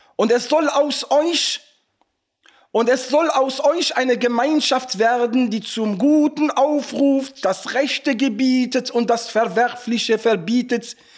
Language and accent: German; Morocco; now in Germany; bei uns in Marokko im Osten